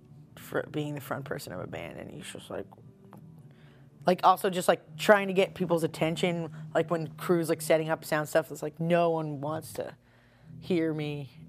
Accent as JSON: {"language": "English", "area": "Long Island", "region": "New York", "country": "United States", "also_born_or_lived": "Purchase, New York / Brooklyn, United States", "moved": "as an adult", "lives_now": "Philadelphia, United States", "said": "I'm from Long Island."}